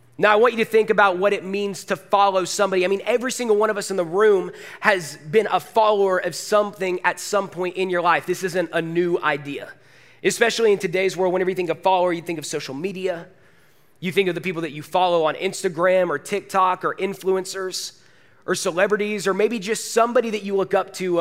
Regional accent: Forsyth County, Georgia, United States; moved away as an adult; also born or lived in Woodstock; I am Forsyth County born and raised. I went to North Forsyth High School

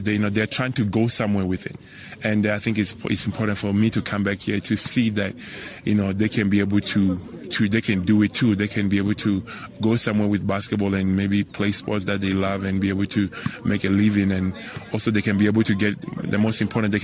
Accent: Venda, Limpopo, South Africa; now in Kumamoto, Japan

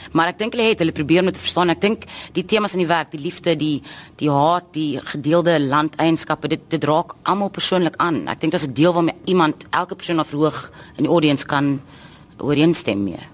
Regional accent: South Africa; ons dink as Suid-Afrikaners

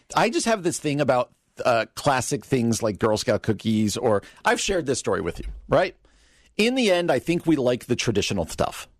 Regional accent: East Coast, United States; now in Illinois, United States; I grew up on the East Coast

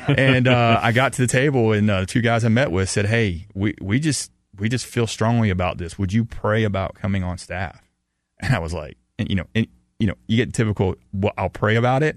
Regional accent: the South, United States; growing up in the South

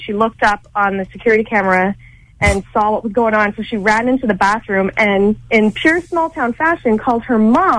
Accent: Kitimat, British Columbia, Canada; Okay, so I'm from Kitimat, BC, which is right next door to Terrace with the lottery winner.

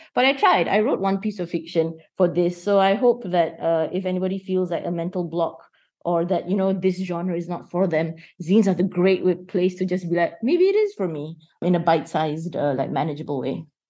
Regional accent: Kuala Lumpur, Malaysia; I'm born and raised in Kuala Lumpur

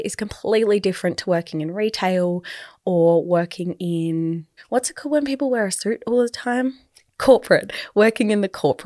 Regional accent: Adelaide, South Australia, Australia; if you are from a small city like I am, I'm from Adelaide

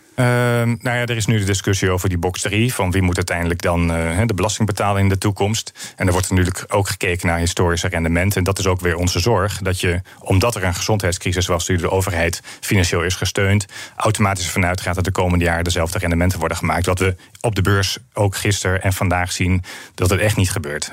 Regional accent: northern Netherlands, Netherlands; Ik kom uit Noord-Nederland

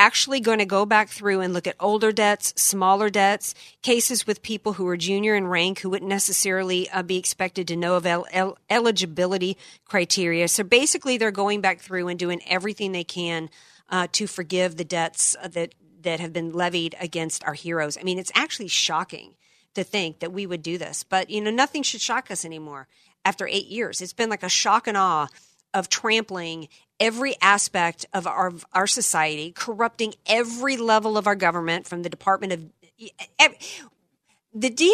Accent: Louisiana, United States; a guy out of my home state, man, you know, a dude out of the bayou

